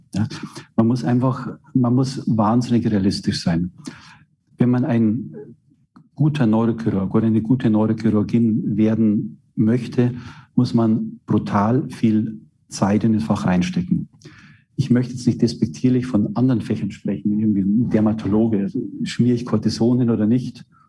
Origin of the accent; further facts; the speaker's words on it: Straubing, Bavaria, Germany; also born or lived in Regensburg / Würzburg; meine Heimatstadt in Straubing